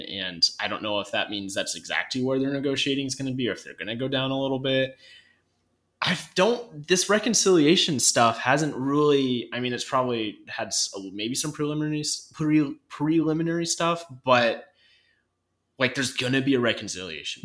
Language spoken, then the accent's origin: English; North Idaho, United States; I'm from North Idaho